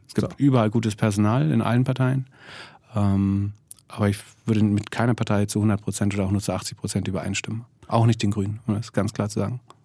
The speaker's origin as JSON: {"language": "German", "town": "Greifswald", "region": "Mecklenburg-Vorpommern", "country": "Germany", "said": "in Greifswald nutzt die absolute Mehrzahl der Bürger, also da, wo ich herkomme, ja, Fernwärme"}